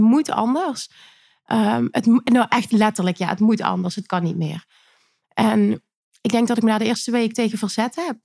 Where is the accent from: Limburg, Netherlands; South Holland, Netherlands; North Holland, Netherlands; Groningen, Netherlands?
Limburg, Netherlands; Ik kom uit Limburg